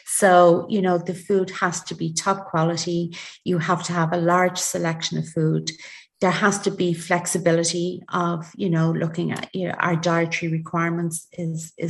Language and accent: English; Ireland; we're very Irish